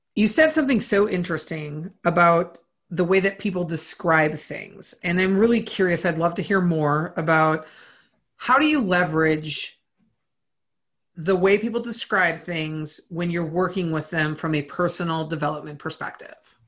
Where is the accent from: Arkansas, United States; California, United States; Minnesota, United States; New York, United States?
Minnesota, United States; I grew up on a farm. I grew up in Minnesota